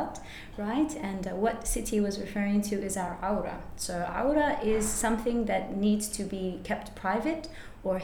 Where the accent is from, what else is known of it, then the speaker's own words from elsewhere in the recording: Perth, Western Australia, Australia; also born or lived in United States; I was born in America. My mum was raised Catholic and born in Santa Clara in California to Mexican parents, Mexican background, yeah. My dad is an engineer. And so for that reason, we moved to Perth in 1996. And I was in year two at that time